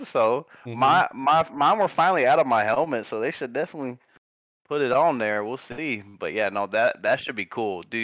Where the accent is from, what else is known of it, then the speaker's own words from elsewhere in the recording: Phoenix, Arizona, United States; growing up in Phoenix